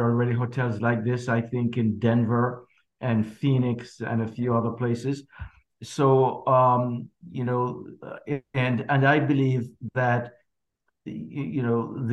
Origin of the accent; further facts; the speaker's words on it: Jamaica; growing up in Jamaica